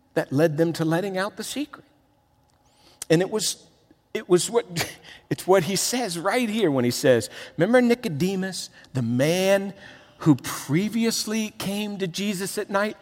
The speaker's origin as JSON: {"language": "English", "town": "Miami", "region": "Florida", "country": "United States", "moved": "as an adult", "said": "I'm from Miami."}